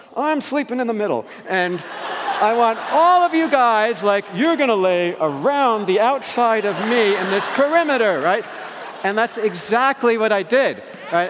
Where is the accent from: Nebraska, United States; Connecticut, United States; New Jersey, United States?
New Jersey, United States; I grew up in New Jersey, right near New York City